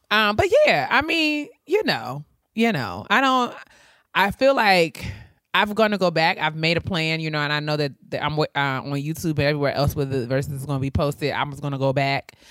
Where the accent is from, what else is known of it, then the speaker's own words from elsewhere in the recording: New York, United States; growing up in New Absolutely. York